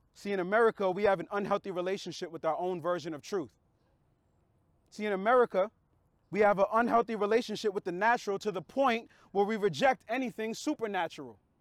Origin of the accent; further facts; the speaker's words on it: United States; we're American